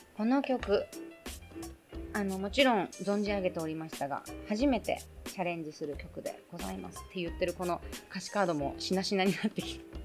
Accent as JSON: {"language": "Japanese", "region": "Tokyo", "country": "Japan", "tie": "born or raised there", "also_born_or_lived": "Okinawa", "said": "出身もね生まれ育ちも東京"}